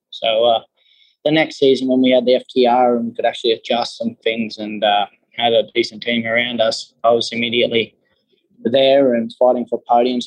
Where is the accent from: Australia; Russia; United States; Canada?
Australia; moved away; I came across from Australia